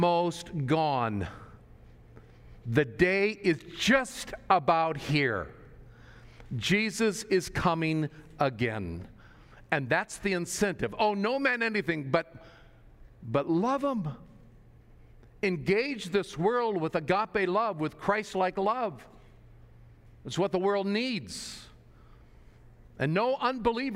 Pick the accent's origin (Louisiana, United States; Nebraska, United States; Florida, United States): Nebraska, United States; moved away; I grew up in Nebraska, a little rural town in Nebraska